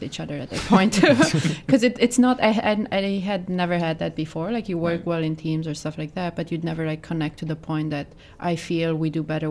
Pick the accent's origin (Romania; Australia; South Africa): Romania; moved away as an adult; now in New York, United States; I'm originally from Romania